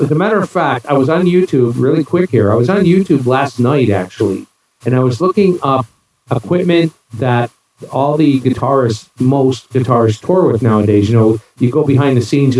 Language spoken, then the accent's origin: English; New York, United States; moved away; I'm originally from New York, born and raised